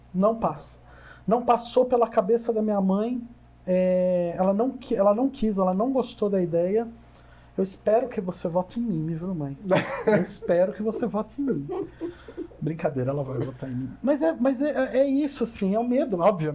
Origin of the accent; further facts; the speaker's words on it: Jundiaí, São Paulo, Brazil; also born or lived in Curitiba; eu moro aqui em Jundiaí desde os três meses, mais uns dois meses de idade.